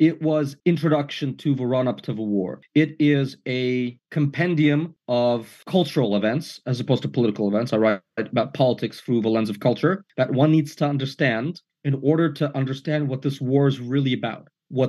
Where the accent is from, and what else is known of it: New York City, New York, United States; born or raised there; moved away as an adult; also born or lived in Soviet Union / Odessa, Ukraine; now in Paris, France